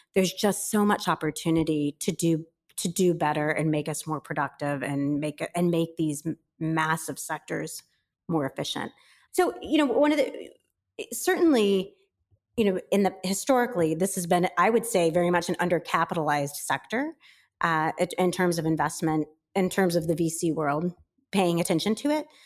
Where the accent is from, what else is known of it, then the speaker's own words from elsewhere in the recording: Midwest, United States; I grew up in the Midwest.